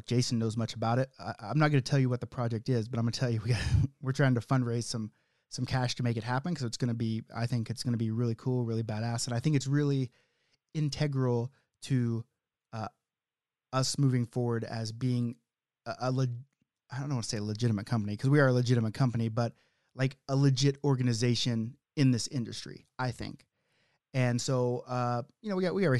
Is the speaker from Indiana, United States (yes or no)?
no; Oklahoma, United States; now in Canada; I'm from Oklahoma